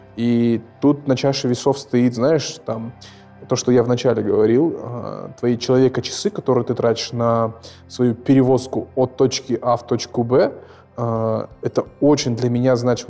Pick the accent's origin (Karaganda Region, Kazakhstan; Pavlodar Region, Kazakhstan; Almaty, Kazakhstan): Almaty, Kazakhstan; Я вырос в, э, в Оксае, и этим очень сильно горжусь